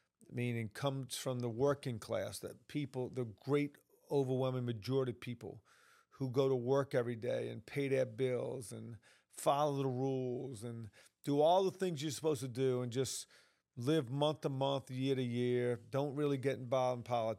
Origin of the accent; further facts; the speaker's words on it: New Orleans, Louisiana, United States; Look, I'm originally from New Orleans. You can tell by this little country accent I have.